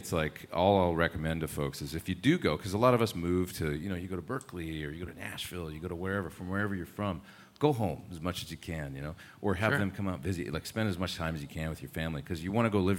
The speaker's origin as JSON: {"language": "English", "country": "Canada", "moved": "as an adult", "lives_now": "Los Angeles, United States", "said": "I moved when I was 19 from Canada to Los Angeles."}